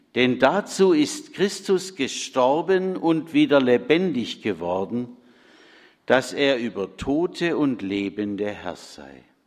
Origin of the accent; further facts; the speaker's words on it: Bad Friedrichshall, Baden-Württemberg, Germany; in Bad Friedrichshain-Kochendorf, meinem Heimatort